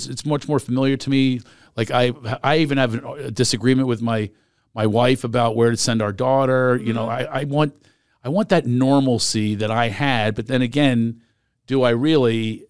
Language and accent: English; East Coast, United States; Well, that's, I'm from the East Coast and that's the way we are.